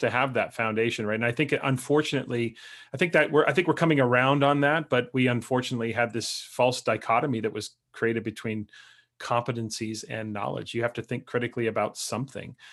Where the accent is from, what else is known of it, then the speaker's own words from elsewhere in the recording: Canada; as a Canadian, but I spend a lot of time in the United States